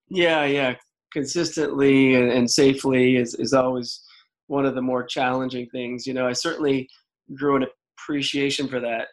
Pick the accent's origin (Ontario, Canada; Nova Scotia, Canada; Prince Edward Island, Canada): Prince Edward Island, Canada; moved away as an adult; growing up in Prince Edward Island and being an East Coaster